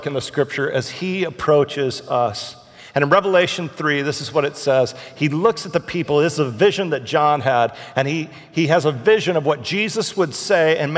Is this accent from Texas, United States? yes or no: yes; Houston, Texas, United States; I'm from Houston.